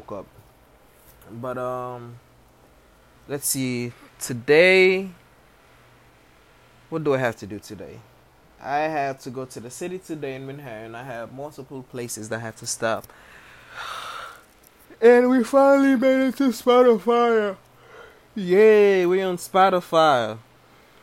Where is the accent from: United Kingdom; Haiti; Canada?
Haiti; I was born in Haiti